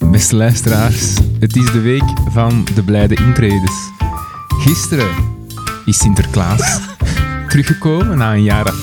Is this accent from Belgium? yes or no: yes; Zwijndrecht, Flanders, Belgium